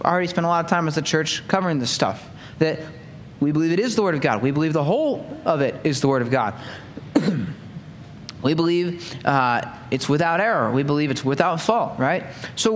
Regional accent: United States; American Christians

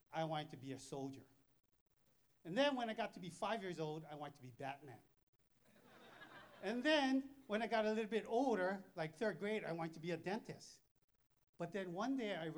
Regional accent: Thailand; I'm from Thailand. We don't have this kind of weather.

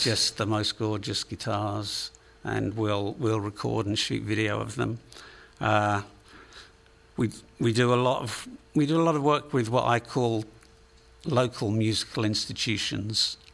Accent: England, United Kingdom; accent: Englishman; moved away as an adult; also born or lived in United States; now in San Diego, United States; I'm from England originally, although uh, about six months ago I, would lived in the States for longer than I lived in England

